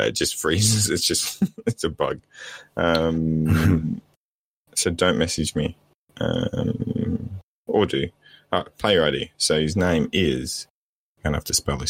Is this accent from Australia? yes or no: yes; Australia; I'm Australian